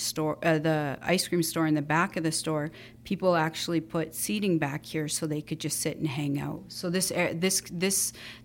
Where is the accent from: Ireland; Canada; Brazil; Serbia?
Canada; Calgary, Alberta; moved away; also born or lived in Winnipeg; I was born and raised in Calgary, and we moved to Winnipeg